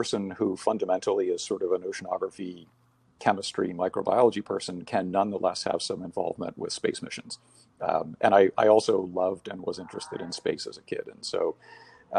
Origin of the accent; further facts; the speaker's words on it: Bahamas; moved away; I was born and raised in the Bahamas.